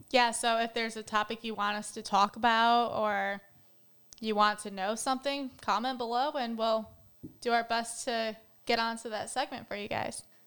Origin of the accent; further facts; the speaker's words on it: Battle Creek, Michigan, United States; moved away; I'm from Battle Creek, Michigan originally